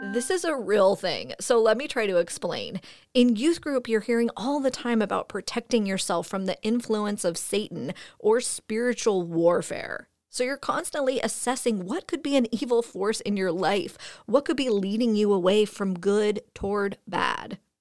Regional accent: Fresno, California, United States; I'm originally from Fresno.

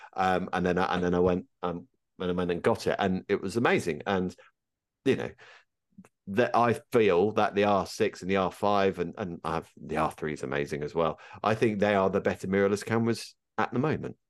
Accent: United Kingdom

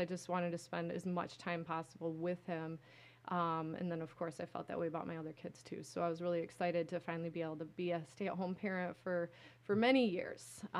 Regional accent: Caro, Michigan, United States; also born or lived in Decatur, Illinois / East Lansing, Michigan; now in Lansing, United States; we moved to the Thumb area in a place called Caro, Michigan. Okay. It's a small town in the Thumb. Grow sugar beets. We have a sugar beet factory there.

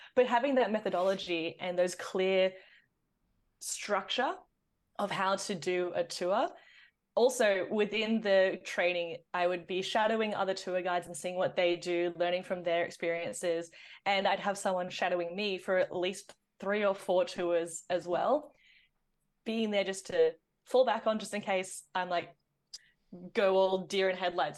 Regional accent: Sydney, New South Wales, Australia; I did grow up on green guy country up in the northern beaches of Sydney.

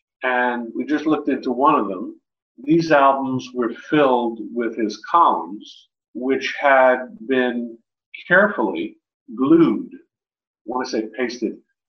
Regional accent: New York, United States; moved away as an adult; also born or lived in Montgomery, Alabama; I was living in Montgomery, Alabama at the time. I was teaching. I'm from New York, but I got my first teaching job in the South.

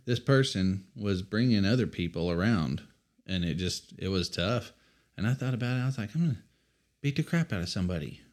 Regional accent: Amarillo, Texas, United States; We were raised in North Amarillo

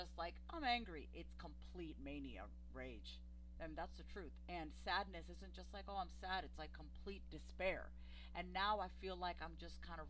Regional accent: New York, United States; we were living in New York. I'm from New York

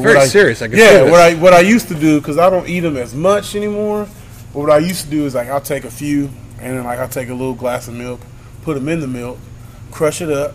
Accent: California, United States; growing up in California

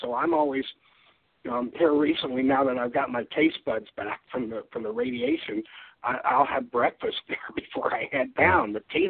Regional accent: Deep South, United States; And I'm from the Deep South. I'm not a true Southerner, but, I know my fried chicken.

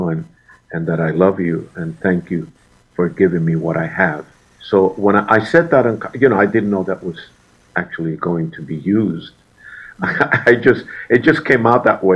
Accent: Puerto Rico; moved away; also born or lived in New York; when I was young, growing up in Puerto Rico, in my teens, I was singing in different hotels

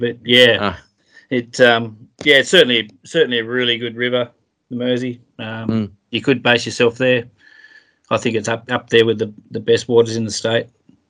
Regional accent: Latrobe, Tasmania, Australia; I'm like about 2 minutes away from the Mersey River. So I've grown up basically born and bred in Latrobe

